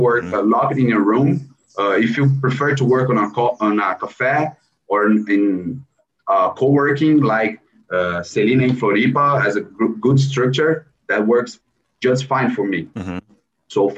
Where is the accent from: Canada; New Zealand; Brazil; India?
Brazil; São Paulo; English is a second language; we are from Brazil